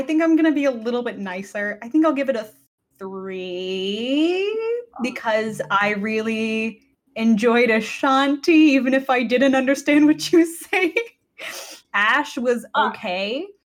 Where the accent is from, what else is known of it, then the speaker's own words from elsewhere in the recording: North India, India; I'm North Indian. My family's from North India.